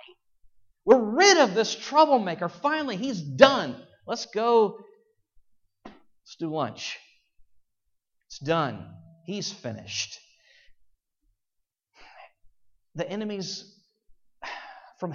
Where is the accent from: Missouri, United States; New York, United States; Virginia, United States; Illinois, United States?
Virginia, United States; I'm from Virginia